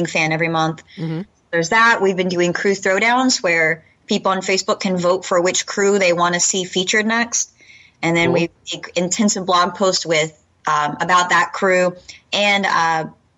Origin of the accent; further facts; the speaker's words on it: Texas, United States; I grew up in Texas